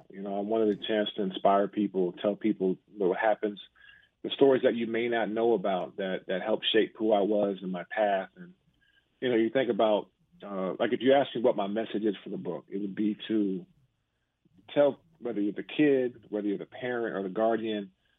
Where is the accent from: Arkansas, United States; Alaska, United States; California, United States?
Alaska, United States; Juneau; moved away as an adult; also born or lived in Washington, D.C.; I was a kid from Juneau, Alaska